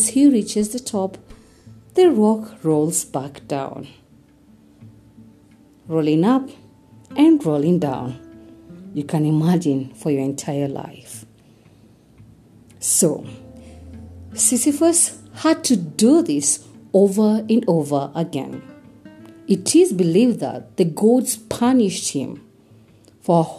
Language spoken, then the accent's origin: English; Kenya; I am uniquely Kenyan and relevantly African